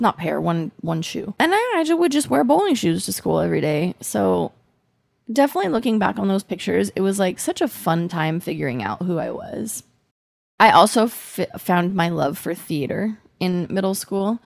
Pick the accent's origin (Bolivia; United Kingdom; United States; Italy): United States; accent: American; my American accent